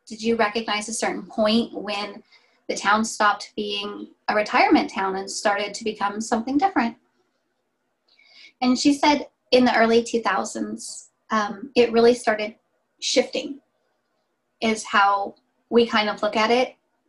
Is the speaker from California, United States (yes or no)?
yes; Redding, California, United States; Literally, we thought Bethel was a thing in Reading and only Reading. And we've lived here our entire lives